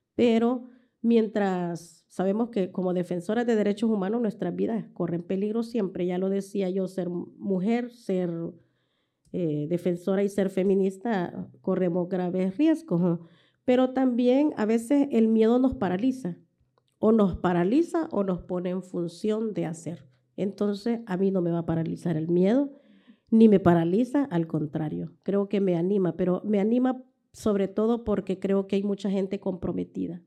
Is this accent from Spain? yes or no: no; El Salvador; como salvadoreñas